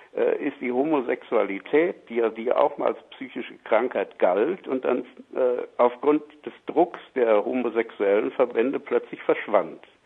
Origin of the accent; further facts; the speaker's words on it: Germany; Bei uns in Deutschland